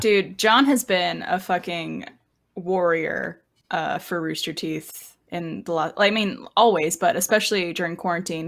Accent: Canada; now in Austin, United States; growing up in Canada

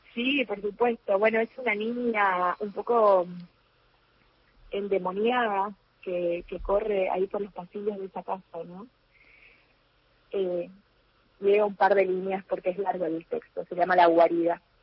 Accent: Alvear, Corrientes, Argentina; now in Corrientes, Argentina; cuando ellos vuelven a, eh, de, Corrientes a Alvear, eh, ya conmigo en brazos, porque yo nací aquí en Corrientes Capital

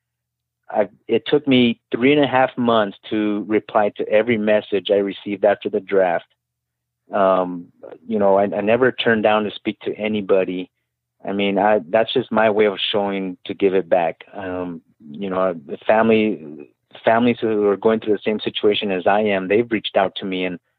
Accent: El Paso, Texas, United States; moved away; I'm from El Paso, Texas originally.

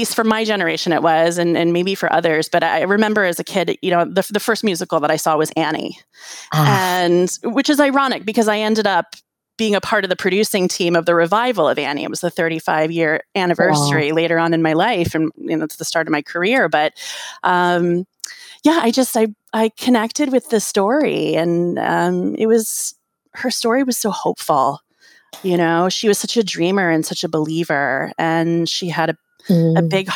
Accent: Washington, District of Columbia, United States; where I grew up in Washington, D.C.

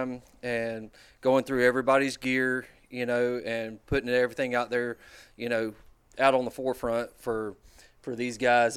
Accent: Laurel Hill, Florida, United States; I'm from Laurel Hill, Florida

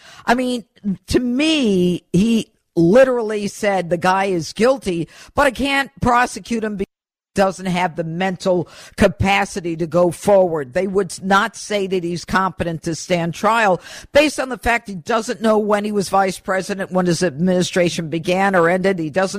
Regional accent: Elmira, New York, United States; I'm from Elmira, New York.

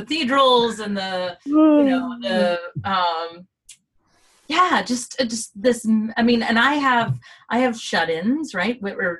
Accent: Bowling Green, Kentucky, United States; I grew up in this small town in Kentucky

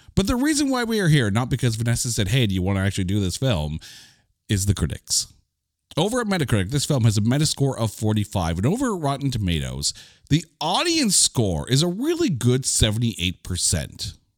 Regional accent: Canada; I'm Canadian

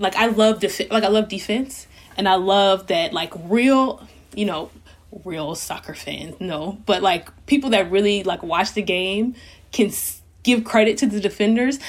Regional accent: Louisiana, United States; moved away as an adult; I'm from Louisiana

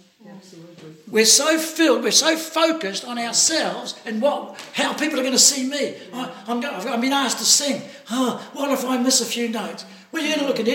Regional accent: New Zealand; I'm from New Zealand

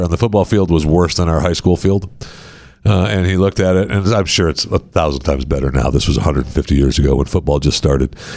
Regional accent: Michigan, United States; I grew up in Michigan

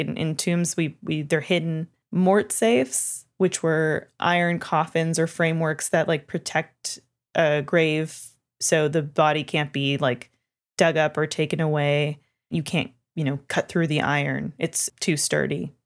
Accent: Canada; I'm from Canada

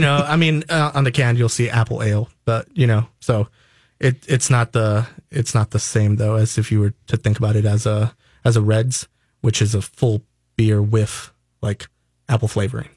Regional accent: New York, United States; now in Minnesota, United States; originally, I'm from New York

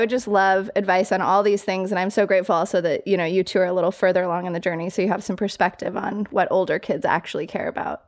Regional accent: Colorado Springs, Colorado, United States; moved away as an adult; also born or lived in New York City; I grew up in Colorado Springs, like fairly small town, went to New York City for college

